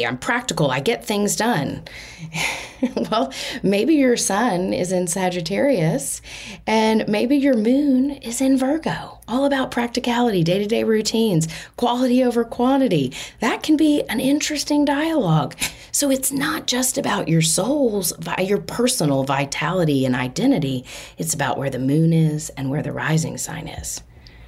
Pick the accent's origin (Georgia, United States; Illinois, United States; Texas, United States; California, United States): Texas, United States; Austin; I was born in Austin, Texas on October 8 at 11:45 p.m.